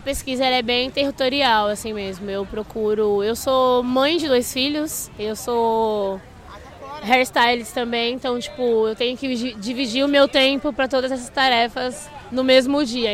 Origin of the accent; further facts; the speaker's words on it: São Paulo, Brazil; Eu sou da quebrada de São Paulo